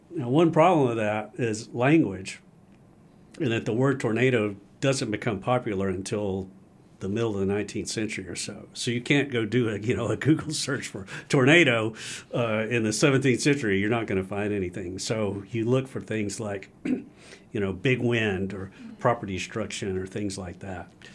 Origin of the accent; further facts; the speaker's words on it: Gainesville, Georgia, United States; I grew up in North Georgia